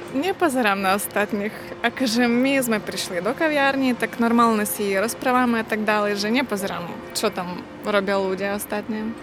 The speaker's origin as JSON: {"language": "Slovak", "region": "central Ukraine", "country": "Ukraine", "second_language": "Slovak", "moved": "as an adult", "lives_now": "Slovakia", "said": "ja som zo stredu Ukrajiny a prišla, prišla na Slovensko 3 roky dozadu, tak v podstate už som 3 roky tu"}